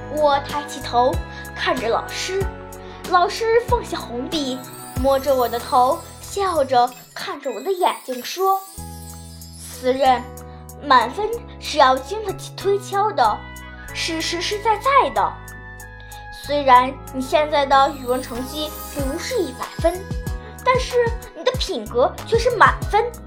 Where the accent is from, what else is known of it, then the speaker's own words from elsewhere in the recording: Dalian, Liaoning, China; 我来自辽宁省大连市